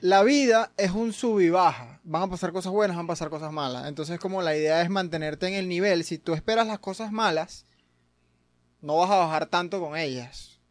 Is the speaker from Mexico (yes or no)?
no; Venezuela; yo que soy venezolano